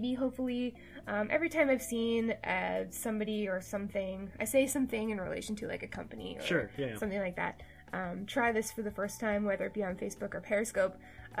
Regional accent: Canada; I'm Canadian.

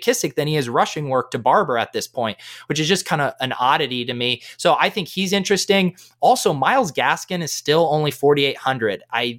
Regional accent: Colorado, United States; now in Boston, United States; I grew up in Colorado.

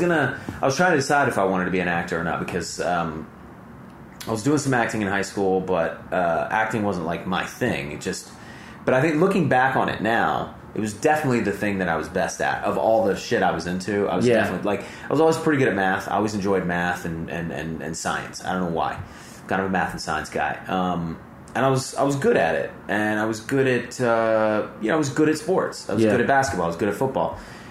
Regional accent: Montgomery, Alabama, United States; Like, where I grew up in Montgomery, like, people talk like this, you know?

